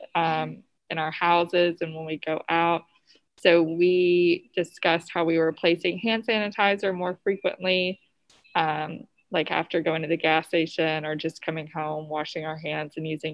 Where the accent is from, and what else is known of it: Southern, Southern United States, United States; accent: Southern